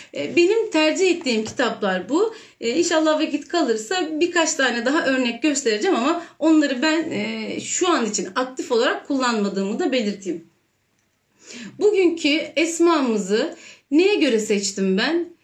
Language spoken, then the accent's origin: Turkish; Istanbul, Turkey; bin dokuz yüz seksen üç İstanbul doğumluyum